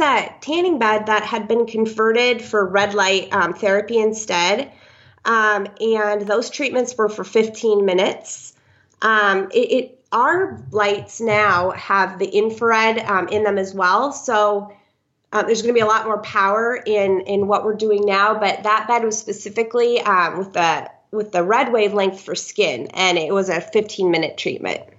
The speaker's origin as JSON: {"language": "English", "area": "Iowa, then Minnesota", "region": "Midwest", "country": "United States", "moved": "as an adult", "lives_now": "San Clemente, United States", "said": "I'm originally from the Midwest, Iowa first, and then Minnesota, and moved. Um, to Southern California about a year"}